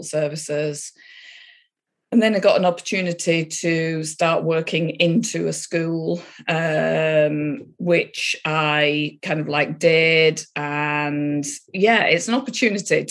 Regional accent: Yorkshire and the Humber, United Kingdom; I grew up in Yorkshire, north of England.

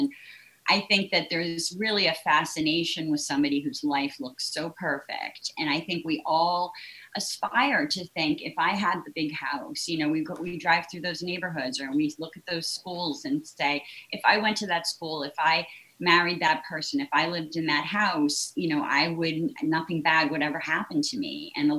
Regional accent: Cambridge, Massachusetts, United States; growing up in Cambridge

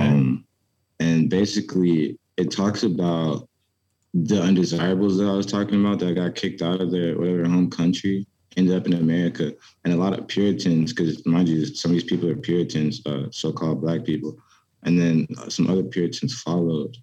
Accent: Petersburg, Virginia, United States; also born or lived in Richmond, Virginia; i grew up in Petersburg, Virginia

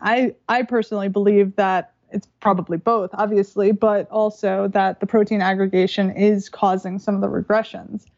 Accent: New York, United States; I'm from New York

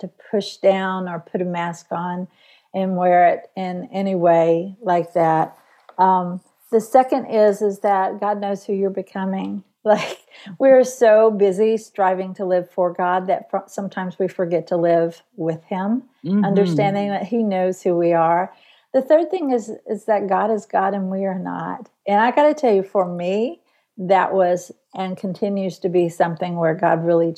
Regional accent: Tulsa, Oklahoma, United States; moved away; I'm a Tulsa girl

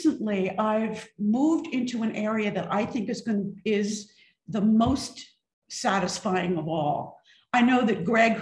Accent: East Coast, United States; moved away; also born or lived in Mississippi / California; I grew up on the East Coast

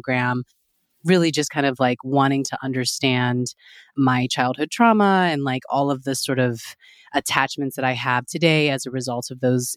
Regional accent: Texas, United States; now in New York City, United States; originally I'm from Texas

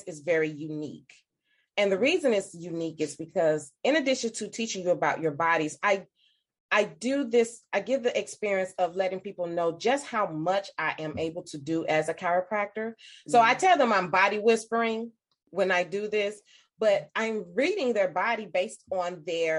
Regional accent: St. Louis, Missouri, United States; I am from St. Louis, Missouri. I practice in St. Louis.

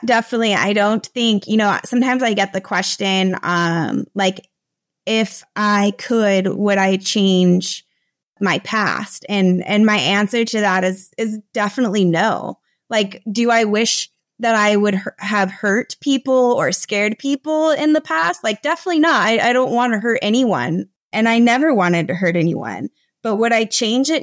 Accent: United States; moved away as an adult; now in Costa Rica; I'm originally from the United States. I moved to Latin America about seven or eight years ago.

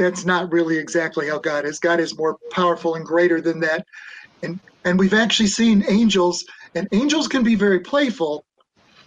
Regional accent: Nebraska, United States; moved away; also born or lived in Boston / Ohio; I was from Nebraska

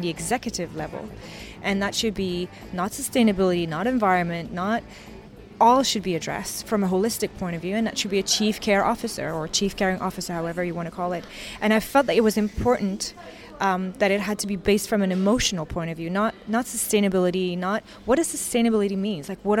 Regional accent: Canada; also born or lived in New York; I'm also Canadian, where I've lived most of my life. I'm also a New Yorker, where I've lived a very long time

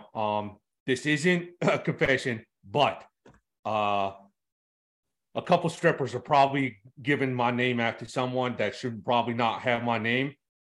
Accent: Dundalk, Maryland, United States; I'm from Dundalk, East Baltimore. I was born and raised, went to elementary school in Dundalk, middle school in Dundalk, high school in Dundalk.

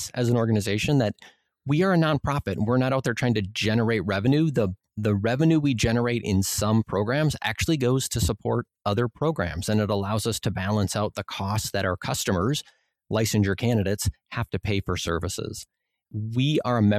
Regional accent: Minnesota, United States; you maybe can tell from my accent, I'm from Minnesota. So I have some long O's every now and then

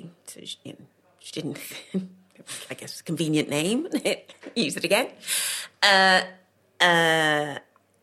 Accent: Cardiff, Wales, United Kingdom; also born or lived in London; I was born in London. Right. And then when I was a couple of months old, was taken to Cardiff

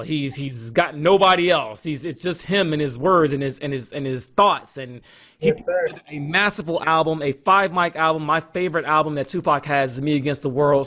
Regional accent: Atlanta, Georgia, United States; out of Atlanta, Georgia, my hometown

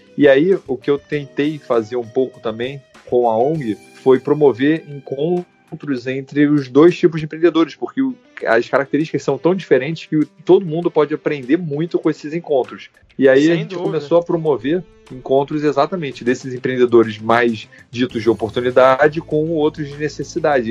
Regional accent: Rio de Janeiro, Brazil; eu sou carioca aqui do Rio de Janeiro

